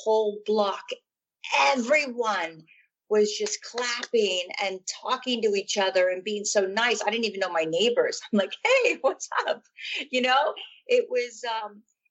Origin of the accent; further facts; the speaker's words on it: California, United States; moved away as an adult; now in London, United Kingdom; I was born in California in a place called Hossian Heights, really, really small town. And I moved to London when I was, oh my goodness, 24 or 25.